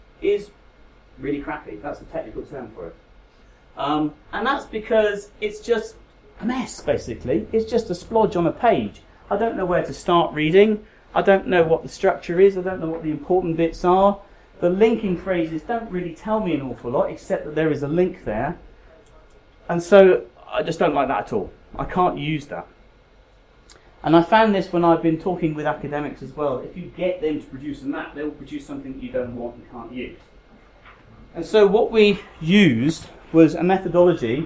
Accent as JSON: {"language": "English", "area": "South Devon", "region": "South West England", "country": "United Kingdom", "tie": "born or raised there", "also_born_or_lived": "London", "moved": "as an adult", "said": "I was born and raised in South Devon."}